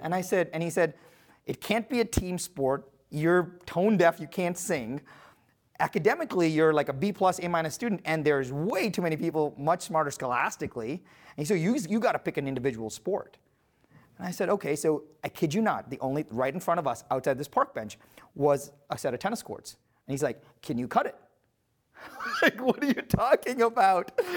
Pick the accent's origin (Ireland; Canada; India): India; I was born in India to very humble parents and with very humble roots.